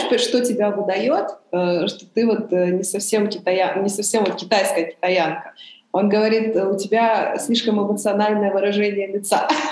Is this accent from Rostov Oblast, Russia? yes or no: no; Irkutsk, Irkutsk Oblast, Russia; first language Chinese; Russian is a second language; now in Beijing, China; Иркутске, да, потому что меня в основном воспитывала бабушка